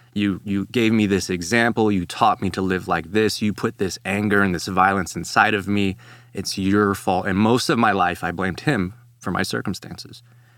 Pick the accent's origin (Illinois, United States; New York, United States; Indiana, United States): Illinois, United States; Chicago; now in Texas, United States; And so I come from Chicago to Texas, and I joined this discipleship ministry that he was working at.